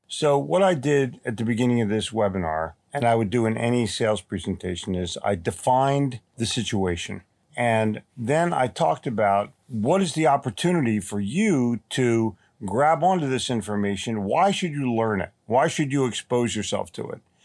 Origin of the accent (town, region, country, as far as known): Philadelphia, Pennsylvania, United States; born or raised there; also born or lived in Atlantic City, New Jersey / New York City; now in Charlotte, United States